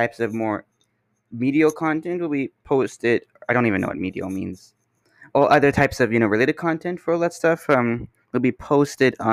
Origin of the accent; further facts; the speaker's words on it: Canada; I'm here from Canada